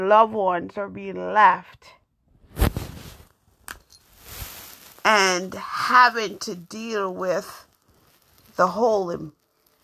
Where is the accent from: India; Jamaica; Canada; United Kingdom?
Jamaica; now in United States; I am African American, born in Jamaica.